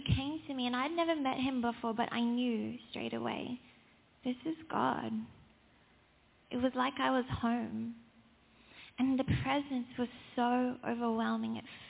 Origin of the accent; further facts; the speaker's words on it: South Africa; but I was born into a South African family. I thought it was the same thing. I'm South African because my parents are.